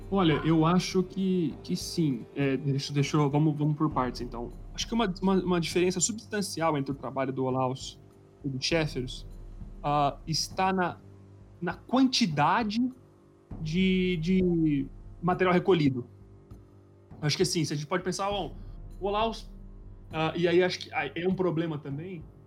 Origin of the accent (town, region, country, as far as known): Brazil